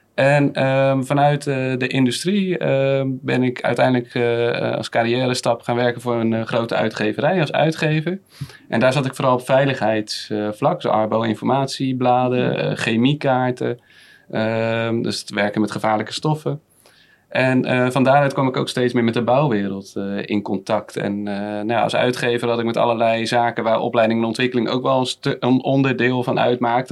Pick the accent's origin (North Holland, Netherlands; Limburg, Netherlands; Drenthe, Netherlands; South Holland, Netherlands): South Holland, Netherlands; Rotterdam; moved away as an adult; now in Haastrecht, Netherlands; Ik kom oorspronkelijk uit Rotterdam